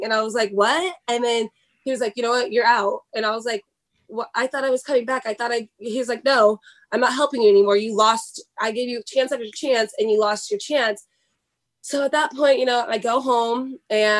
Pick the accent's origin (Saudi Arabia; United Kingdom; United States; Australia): United States; Sacramento, California; moved away as an adult; also born or lived in Wyoming / Indiana; I grew up in Sacramento, California